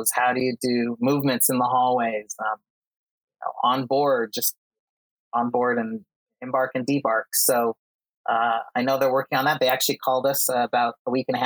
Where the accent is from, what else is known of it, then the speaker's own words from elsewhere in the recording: Utah, United States; also born or lived in Costa Rica; I'm from Utah.